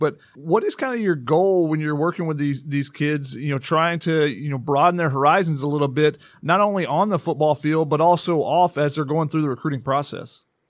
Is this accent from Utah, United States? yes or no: no; Georgia, United States; moved away as an adult; also born or lived in Tennessee; I'm from Georgia